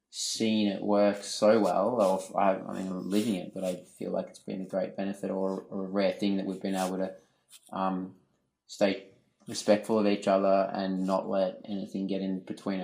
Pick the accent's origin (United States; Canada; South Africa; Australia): Australia; Melbourne, Victoria; now in Western Australia, Australia; I grew up in Melbourne, but came over to WA.